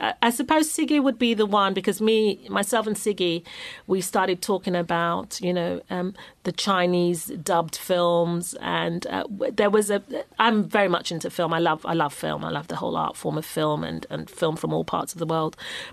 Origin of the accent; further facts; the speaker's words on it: London, United Kingdom; I'm a Londoner.